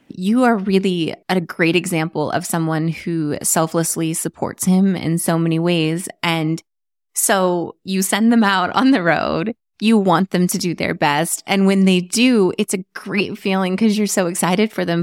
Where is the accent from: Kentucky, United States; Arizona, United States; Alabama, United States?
Arizona, United States; moved away as an adult; also born or lived in California; I grew up in Arizona